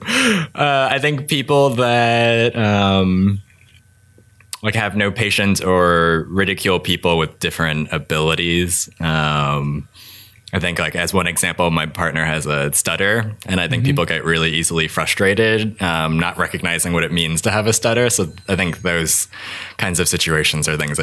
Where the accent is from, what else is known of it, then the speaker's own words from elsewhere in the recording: Los Angeles, California, United States; I grew up in the Valley with a capital V, which is San Fernando Valley. I think it's a suburb of LA.